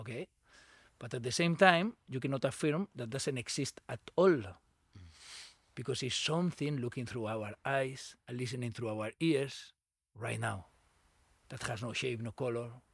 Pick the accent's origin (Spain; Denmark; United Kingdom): Spain; Barcelona, Catalonia; English is a second language; moved away; I grew up in Barcelona.